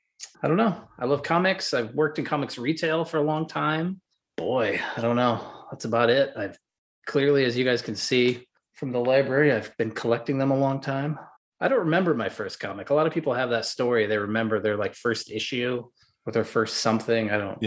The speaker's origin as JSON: {"language": "English", "region": "Midwest", "country": "United States", "said": "I'm from the Midwest. I was raised Catholic many years ago"}